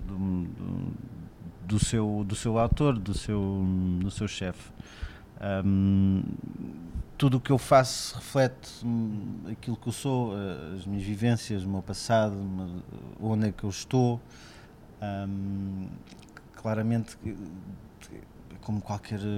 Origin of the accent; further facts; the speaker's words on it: Cascais, Lisbon, Portugal; moved away as an adult; also born or lived in France / Alentejo; é aquele Cascais que eu conhecia até os meus 18 anos